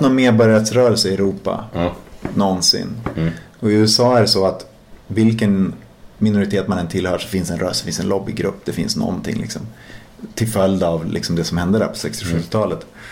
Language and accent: Swedish; Umeå, Västerbotten County, Sweden; moved away as an adult; där jag växte upp